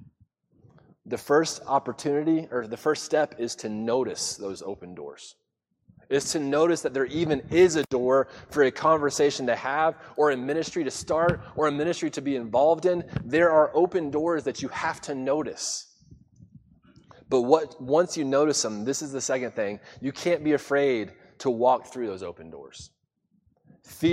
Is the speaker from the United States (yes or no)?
yes; Daytona Beach, Florida, United States; moved away as an adult; also born or lived in Mississippi / Melbourne, Florida; I'm from Daytona Beach